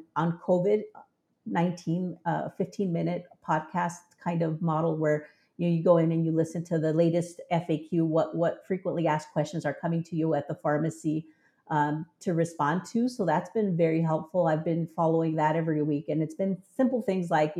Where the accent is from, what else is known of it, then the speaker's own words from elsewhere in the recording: Southern Arizona, United States; in Southern Arizona, and we used to go to Mexico, talk to the pharmacist, receive our care